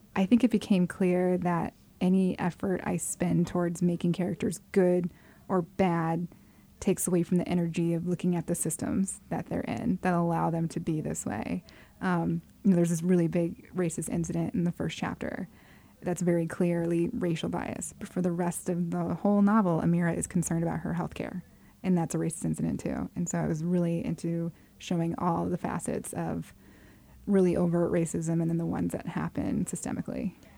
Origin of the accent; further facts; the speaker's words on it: Arizona, United States; I grew up in Arizona, which is a very white place